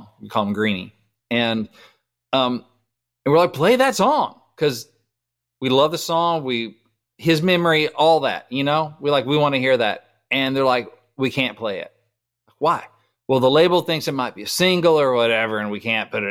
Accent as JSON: {"language": "English", "town": "Batesville", "region": "Arkansas", "country": "United States", "tie": "born or raised there", "said": "my hometown, Batesville, Arkansas"}